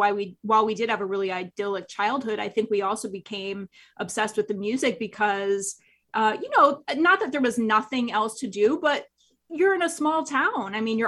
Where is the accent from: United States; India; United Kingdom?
United States; Nebraska; born or raised there; moved away